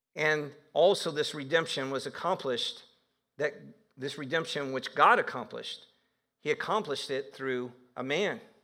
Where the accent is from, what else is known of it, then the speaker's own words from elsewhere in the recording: Northeast Ohio, United States; I did grow up in Northeast Ohio